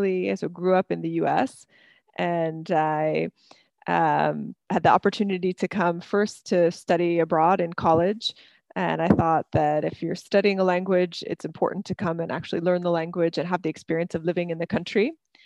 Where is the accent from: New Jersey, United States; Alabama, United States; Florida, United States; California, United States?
New Jersey, United States; moved away as an adult; now in France; I am originally from the United States. I grew up in New Jersey. I have been living in France now for 13 years.